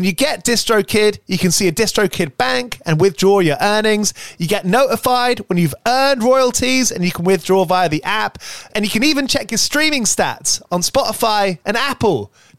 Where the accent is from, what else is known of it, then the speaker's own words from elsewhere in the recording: England, United Kingdom; As an English person, you felt more represented as a punk rock fan.